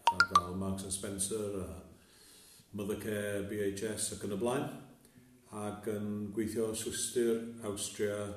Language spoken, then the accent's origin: Welsh; Machynlleth, Wales, United Kingdom; moved away as an adult; also born or lived in Colwyn Bay / Aberdyfi / London; now in Llanddeiniol, United Kingdom; dod o Machynlleth, brodd y fi, a wedi trafeilio rhaid uh, Cymru i raddau, Bai Colwyn, Aberdyfi, Llandeinio a Llundain. A wedi bod yn gweithio ar y cyfandir